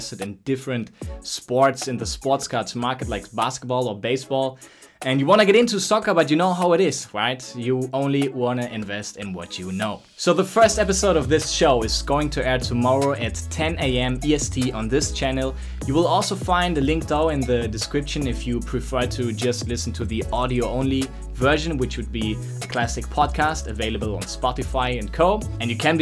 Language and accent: English; Germany; now in Barcelona, Spain; I'm from Germany, currently doing this podcast right out of Barcelona